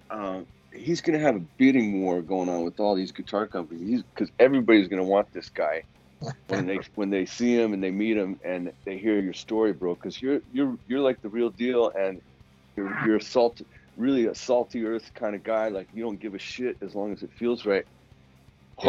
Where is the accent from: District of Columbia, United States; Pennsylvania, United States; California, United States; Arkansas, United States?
Pennsylvania, United States; Philadelphia; now in Los Angeles, United States; I grew up in Philly, and then I moved out